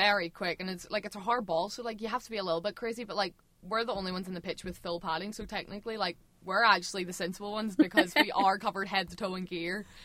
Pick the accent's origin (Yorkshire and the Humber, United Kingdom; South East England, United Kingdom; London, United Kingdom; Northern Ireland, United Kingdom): Northern Ireland, United Kingdom; Larne; I'm from Larne.